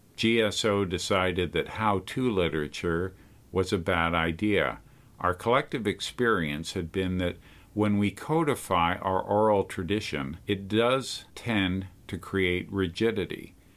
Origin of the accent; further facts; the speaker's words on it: Montreal, Quebec, Canada; moved away as an adult; also born or lived in Calgary; now in Toronto, Canada; I left Montreal for Calgary back in nineteen seventy-nine, and now I was living six hours away from my hometown in Toronto, Ontario.